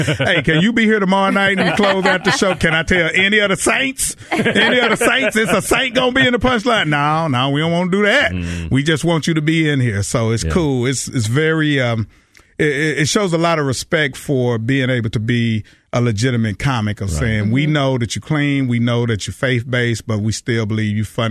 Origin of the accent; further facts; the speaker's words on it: Texas, United States; moved away; also born or lived in Los Angeles; I'm from Texas